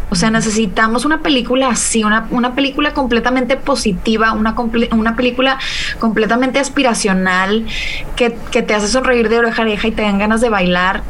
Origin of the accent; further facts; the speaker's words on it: Mexico; yo soy mexicana